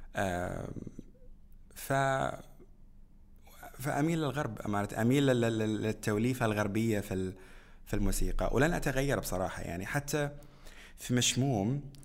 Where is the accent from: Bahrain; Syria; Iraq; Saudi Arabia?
Bahrain; بلدنا البحرين